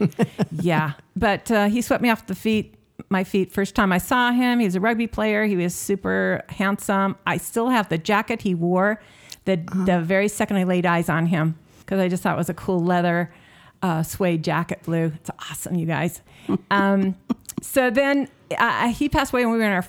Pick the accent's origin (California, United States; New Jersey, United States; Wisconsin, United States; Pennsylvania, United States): Wisconsin, United States; Milwaukee; also born or lived in Utah; now in Farmington, United States; I'm from Wisconsin. And then I came to Utah, and I now live in Farmington.